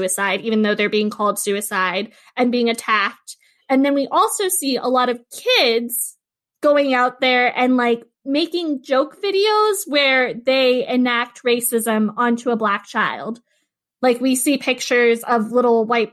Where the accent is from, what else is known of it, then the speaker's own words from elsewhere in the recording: California, United States; moved away as an adult; Growing up in California